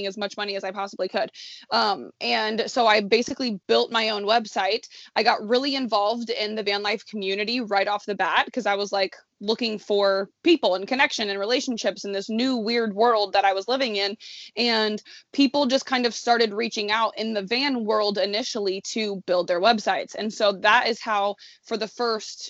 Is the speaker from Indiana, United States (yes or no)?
yes; Indianapolis, Indiana, United States; moved away as an adult; also born or lived in Chicago, Illinois; I'm born and raised in Indianapolis, Indiana, and I went to college in Chicago.